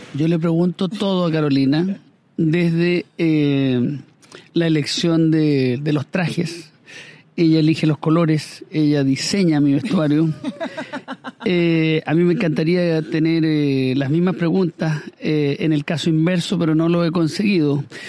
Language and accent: Spanish; Chile; a mí como chileno, como hombre